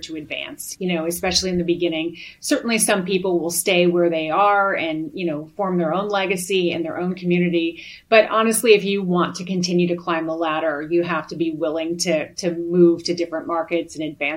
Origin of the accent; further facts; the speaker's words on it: Chicago, Illinois, United States; moved away as an adult; also born or lived in Amarillo, Texas; I'm originally from Chicago